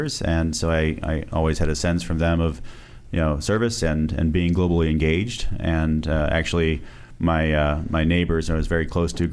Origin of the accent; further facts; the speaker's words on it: Springfield, Virginia, United States; also born or lived in New York City; I was born in New York City, but grew up in Springfield, Virginia